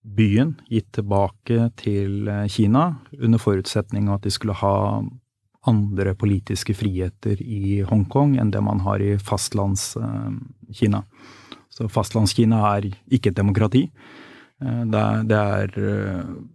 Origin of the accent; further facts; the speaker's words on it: Norway; jeg er jo vokst opp her